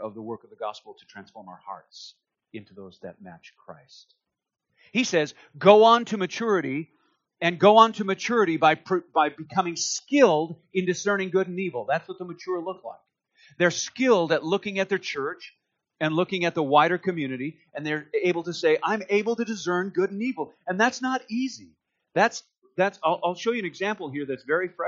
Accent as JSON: {"language": "English", "town": "Duluth", "region": "Minnesota", "country": "United States", "tie": "born or raised there", "said": "I grew up in Duluth, Minnesota"}